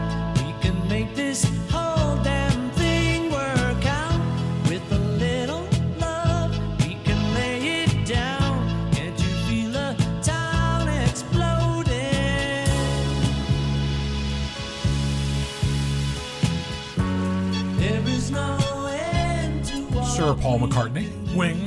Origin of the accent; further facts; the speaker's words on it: Warner, New Hampshire, United States; I'm from, you know, I'm from Warner, small town